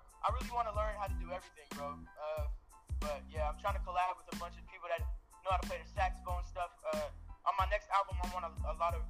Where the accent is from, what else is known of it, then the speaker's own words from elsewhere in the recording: Arlington, Texas, United States; Yeah, I'm a 17-year-old rapper. I'm from Arlington, Texas, and I'm Albanian. You know, my parents are Albanian